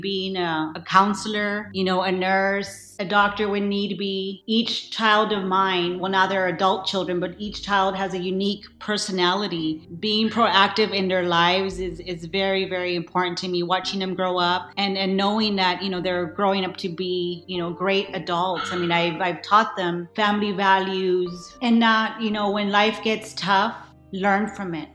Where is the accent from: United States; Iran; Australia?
United States; South Texas; I was born in South Texas